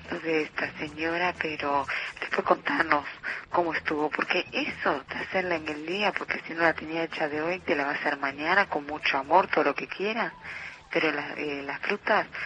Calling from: Buenos Aires, Argentina; de Caballito

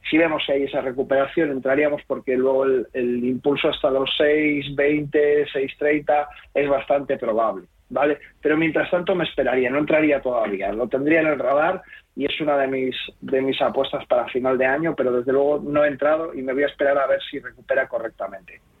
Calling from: Segovia, Castile and León, Spain; soy … de Segovia

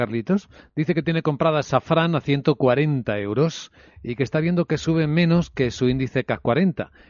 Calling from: Madrid, Community of Madrid, Spain; Buenos días … de Madrid.

